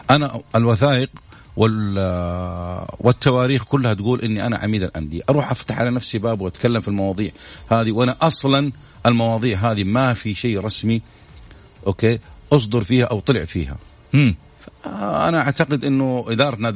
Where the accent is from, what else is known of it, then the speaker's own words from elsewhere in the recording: Saudi Arabia; الإعلام الرياضي بالذات في عندنا في السعودية إعلام قوي جدا